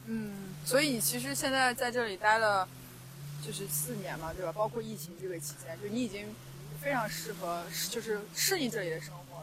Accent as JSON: {"language": "Chinese", "region": "Xinjiang", "country": "China", "said": "一个新疆人"}